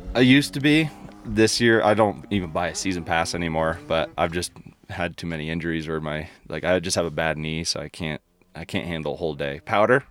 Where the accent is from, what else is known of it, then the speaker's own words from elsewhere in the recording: New York, United States; moved away; growing up in New York all the way to out here